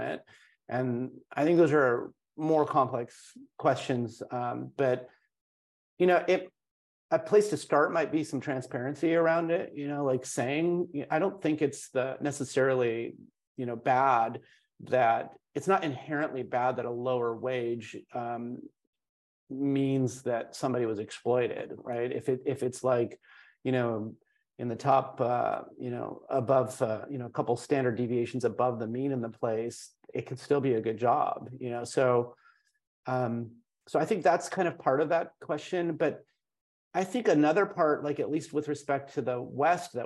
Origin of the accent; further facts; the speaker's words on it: India; I'm from India. I've spent a lot of time in India